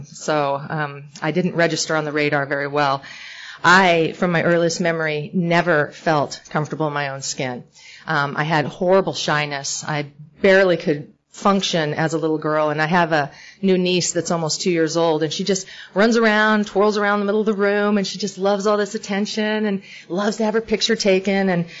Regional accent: California, United States; born there; I was born in Northern California, and my dad's alcoholic.

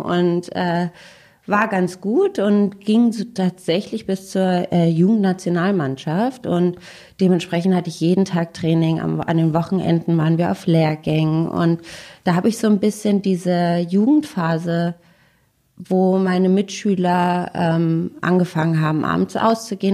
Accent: Berlin, Germany; ich komme aus Berlin

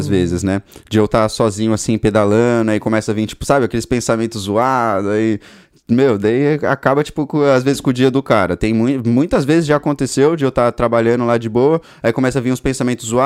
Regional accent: São Paulo, Brazil; moved away as an adult; also born or lived in Joinville, Brazil; now in Ireland; eu nasci em Joinville e fui para São Paulo

